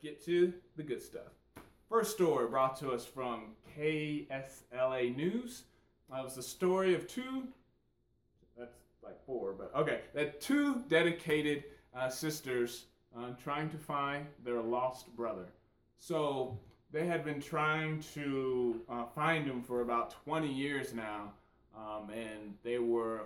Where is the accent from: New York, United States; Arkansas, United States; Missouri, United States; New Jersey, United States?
Missouri, United States; St. Louis; I grew up in St. Louis, Missouri